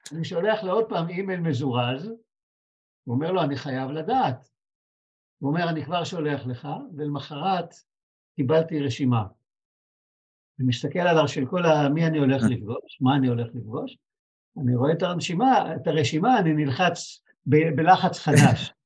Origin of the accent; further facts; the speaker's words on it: Israel; אני מישראל